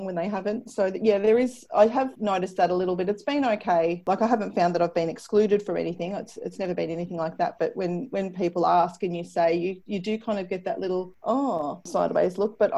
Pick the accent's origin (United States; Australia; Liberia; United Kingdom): Australia; Ballarat, Victoria; also born or lived in Wagga Wagga; now in Sale, Australia; I grew up in Ballarat in Victoria